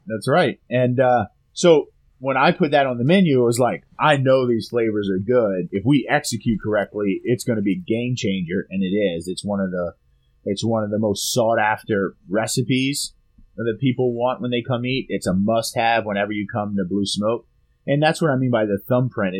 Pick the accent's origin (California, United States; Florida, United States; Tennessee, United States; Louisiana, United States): Louisiana, United States; my hometown or our hometown, Louisiana